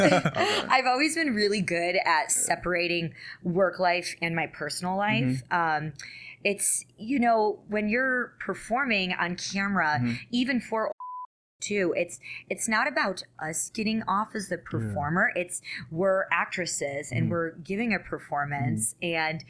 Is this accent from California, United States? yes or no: no; New York, United States; I'm an Italian from New York.